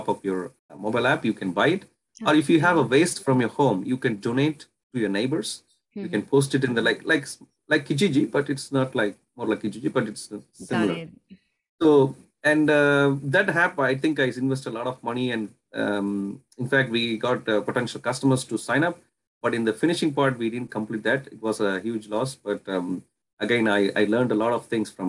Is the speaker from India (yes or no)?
yes; Puducherry, India; moved away as an adult; now in Canada; I was originally born and brought up in India. And then I came to Canada in 2010.